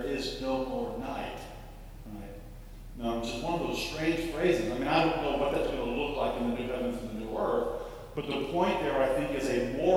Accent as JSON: {"language": "English", "town": "Tampa", "region": "Florida", "country": "United States", "tie": "born or raised there", "moved": "yes", "said": "I grew up in Tampa, Florida, near Tarpon Springs"}